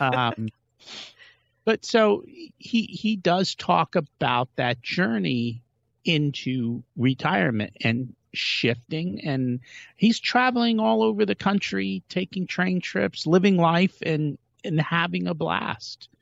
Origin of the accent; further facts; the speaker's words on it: India; we're from India